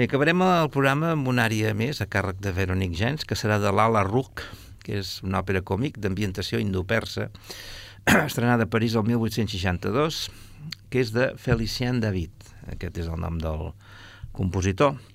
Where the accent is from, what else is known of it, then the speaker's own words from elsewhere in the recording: Catalonia, Spain; que jo sóc més català que Beethoven.